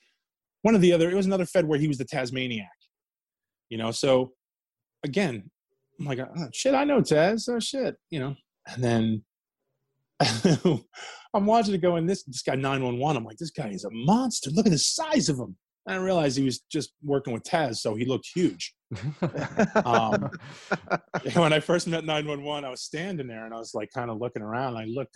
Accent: New Jersey, United States; So that's, again, that was another huge part of growing up in Jersey now. There was a place called Route 1 Flea Market, and Headhunters, no longer available.

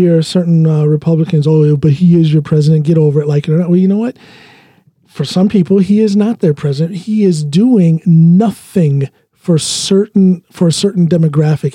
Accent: United States; now in Norway; I identify very much as an American

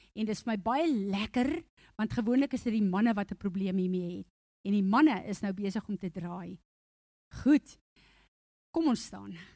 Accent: South Africa; first language Afrikaans; Ek is 'n Afrikaner Ek is trots daarop. Dis vir my lekker. My taal is vir my lekker

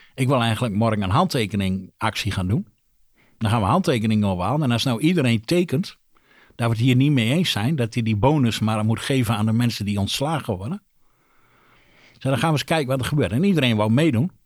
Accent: Drenthe, Netherlands; also born or lived in Rolde; ik ben een Drent. ik woon in Rolde

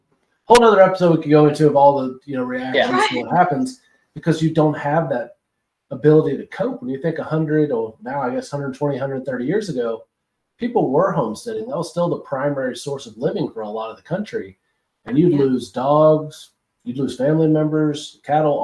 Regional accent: Kentucky, United States; I'm from Kentucky

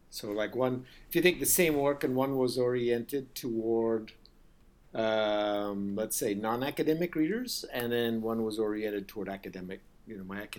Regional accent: United States; also born or lived in India; U.S. I did most of my school life in the U.S., but I spent four years in Ind

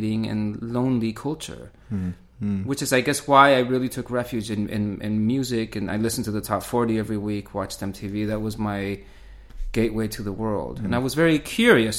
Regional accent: Tucson, Arizona, United States; moved away as an adult; also born or lived in Chile; now in Berlin, Germany; I grew up in Tucson and went to the university there

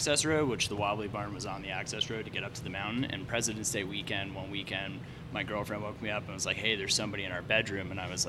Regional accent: Rye, New York, United States; moved away as an adult; also born or lived in Vermont; I'm from Rye, New York.

